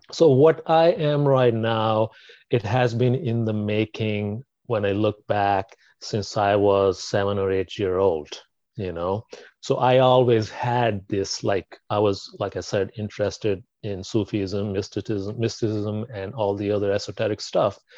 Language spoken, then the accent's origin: English; Pakistan; I was born in Pakistan